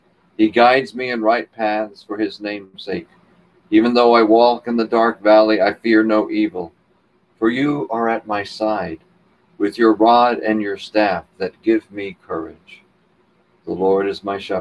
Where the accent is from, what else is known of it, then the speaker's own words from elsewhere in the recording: Texas, United States; I was raised in Texas, my grandfather was a cattleman